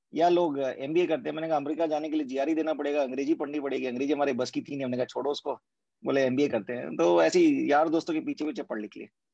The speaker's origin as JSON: {"language": "Hindi", "town": "Bhilai", "region": "Chhattisgarh", "country": "India", "tie": "born or raised there", "moved": "yes", "said": "ये भिलाई जन्मभूमि है और मैं वहाँ पे पला बड़ा हूँ"}